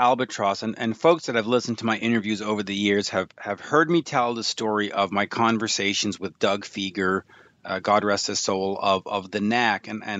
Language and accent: English; England, United Kingdom; And I know, I'm English, leave me alone.